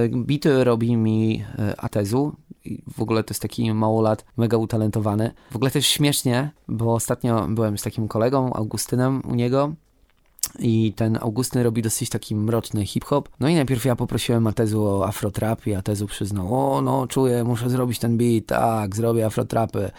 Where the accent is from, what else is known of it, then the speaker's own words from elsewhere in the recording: Wrocław, Lower Silesian Voivodeship, Poland; u nas we Wrocławiu